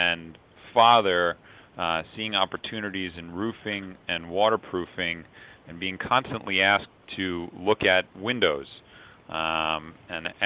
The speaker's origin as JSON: {"language": "English", "town": "New York City", "region": "New York", "country": "United States", "tie": "born or raised there", "said": "Born and raised in New York City"}